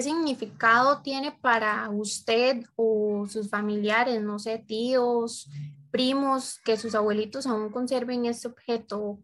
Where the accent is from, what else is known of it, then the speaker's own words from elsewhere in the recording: Costa Rica; nuestra cultura costarricense